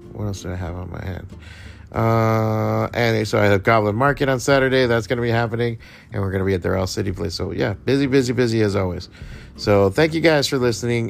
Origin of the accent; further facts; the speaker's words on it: Hialeah, Florida, United States; I'm born and raised in Hialeah.